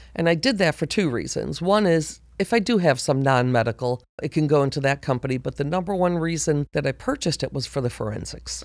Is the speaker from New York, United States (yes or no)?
yes; Buffalo, New York, United States; moved away as an adult; now in Georgia, United States; I was born and raised in Buffalo, New York.